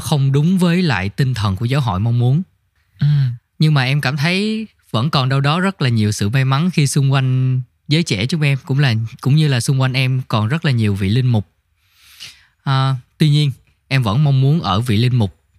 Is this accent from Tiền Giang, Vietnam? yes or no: yes; Tiền Giang, Vietnam; moved away; em quê ở tiền giang